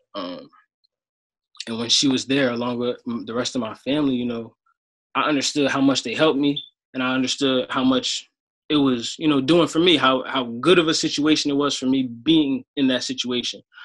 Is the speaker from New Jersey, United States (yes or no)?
yes; Sicklerville, New Jersey, United States; I'm from Sicklerville, New Jersey.